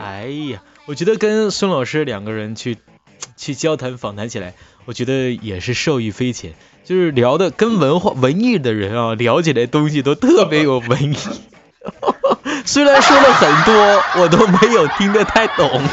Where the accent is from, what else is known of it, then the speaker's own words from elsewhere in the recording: Northeast China, China; 我们东北人呐，我们东北做的节目呢